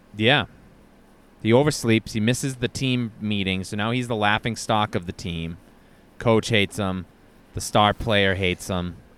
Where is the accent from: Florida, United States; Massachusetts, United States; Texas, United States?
Massachusetts, United States; Brockton; the Brockton Rocks, which is the minor league baseball team in my hometown